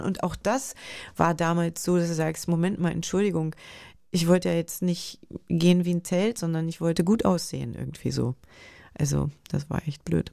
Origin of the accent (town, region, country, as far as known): Germany